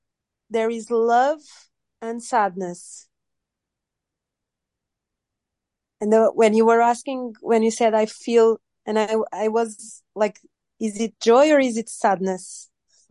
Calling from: Lisbon, Portugal

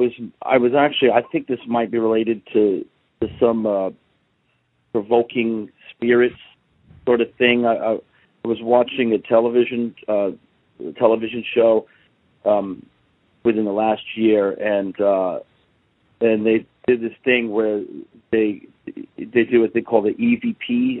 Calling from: New Jersey, United States; I'm actually calling from New Jersey.

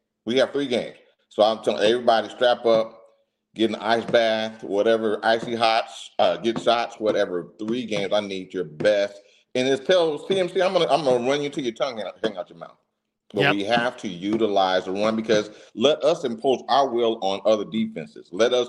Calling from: Dallas, Texas, United States

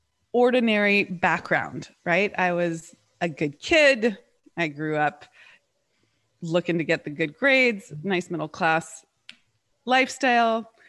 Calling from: Charlotte, North Carolina, United States; I am in Charlotte, North Carolina.

